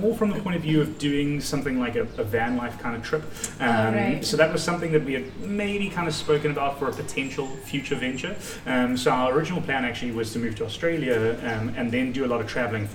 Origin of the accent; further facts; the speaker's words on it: Cape Town, Western Cape, South Africa; moved away as an adult; also born or lived in Johannesburg, South Africa; we both grew up in Cape Town, but we moved to Johannesburg.